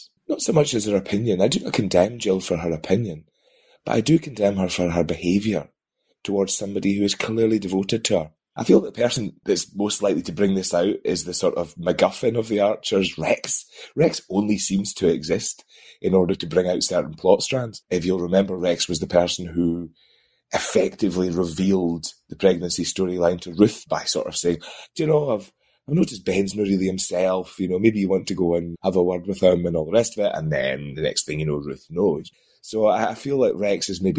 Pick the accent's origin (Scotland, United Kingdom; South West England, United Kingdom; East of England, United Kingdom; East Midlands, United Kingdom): Scotland, United Kingdom; Dundee; moved away; I am actually from Dundee, I was born in Dundee, but I do not live in Dundee